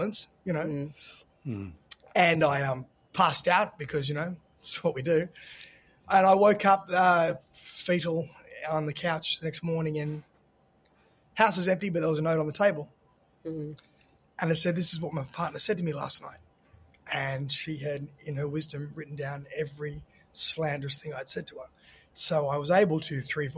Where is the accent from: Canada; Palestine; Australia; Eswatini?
Australia; moved away as an adult; also born or lived in Sydney; now in Los Angeles, United States; growing up in Australia